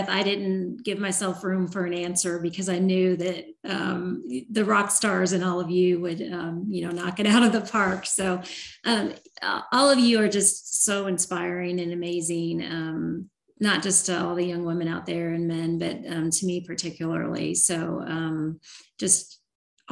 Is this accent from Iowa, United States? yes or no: yes; Iowa, United States; I was born in Iowa